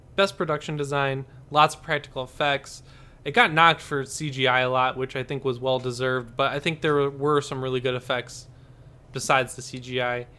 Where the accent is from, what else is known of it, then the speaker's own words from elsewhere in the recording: Michigan, United States; now in Los Angeles, United States; I'm from Michigan, but I'm living